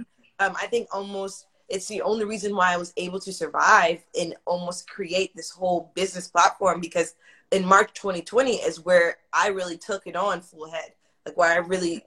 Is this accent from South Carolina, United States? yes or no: no; Pearland, Texas, United States; the same street that I live on now is the same street I grew up on in Pearland